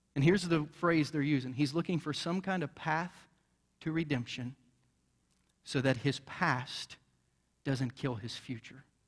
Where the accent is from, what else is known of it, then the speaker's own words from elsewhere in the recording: Bainbridge, Ohio, United States; now in Jackson County, Missouri, United States; I grew up in southern Ohio in a redneck town, um, you know, and, and just was an old country boy from Bainbridge, Ohio.